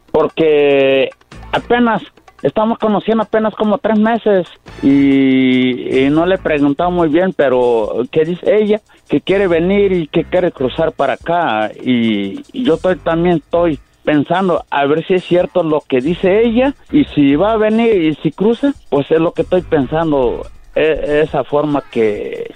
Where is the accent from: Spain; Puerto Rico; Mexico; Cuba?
Mexico; Tabasco; yo soy de Tabasco